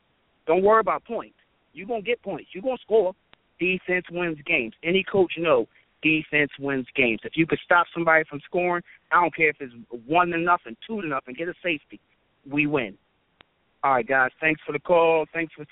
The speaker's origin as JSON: {"language": "English", "town": "Philadelphia", "region": "Pennsylvania", "country": "United States", "said": "we're really from Philly"}